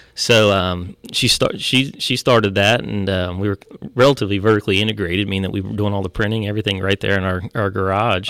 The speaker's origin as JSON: {"language": "English", "region": "Ohio", "country": "United States", "moved": "yes", "said": "we're originally from Ohio, I am, and my family."}